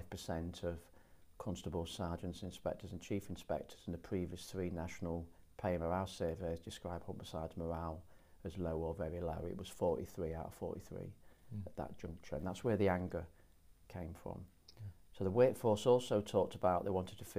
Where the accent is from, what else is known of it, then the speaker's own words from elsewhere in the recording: Grimsby, Yorkshire and the Humber, United Kingdom; I'm from the area. I'm born and bred in Grimsby.